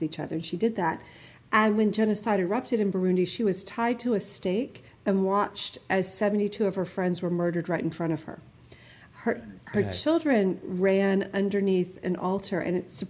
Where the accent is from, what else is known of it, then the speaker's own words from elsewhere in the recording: Selma, Alabama, United States; accent: New Jersey; moved away; also born or lived in New Jersey / Boston; I grew up in Selma, Alabama